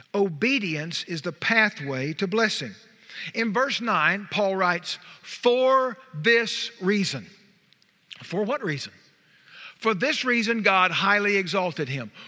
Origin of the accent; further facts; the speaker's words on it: Wichita Falls, Texas, United States; We're from Wichita Falls